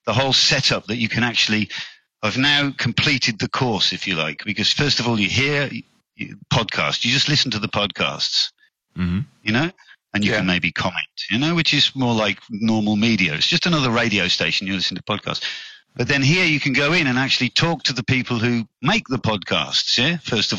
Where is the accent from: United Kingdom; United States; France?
United Kingdom; Stratford-upon-Avon, West Midlands; moved away as an adult; also born or lived in London / Oxford; now in Germany; I was born in Stratford-on-Avon